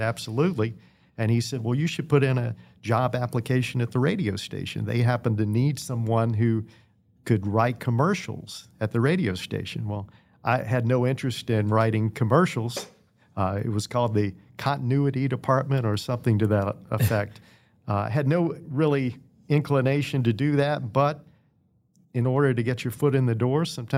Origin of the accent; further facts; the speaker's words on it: Danville, Virginia, United States; I grew up in Danville.